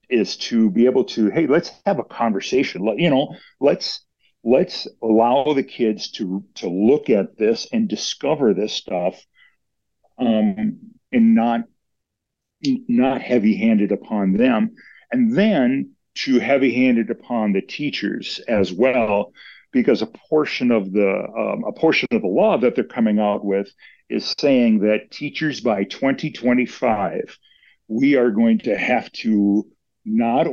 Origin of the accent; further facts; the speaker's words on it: Minnesota, United States; My wife and I are originally from Minnesota. So we grew up in Minnesota